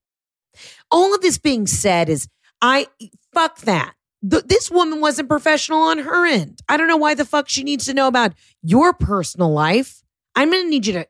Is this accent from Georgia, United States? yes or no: yes; Atlanta, Georgia, United States; moved away; I'm like, Atlanta, Atlanta, Atlanta, Atlanta